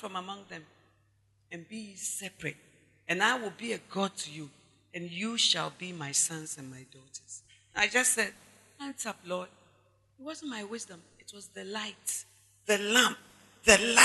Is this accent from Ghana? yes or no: yes; Ghana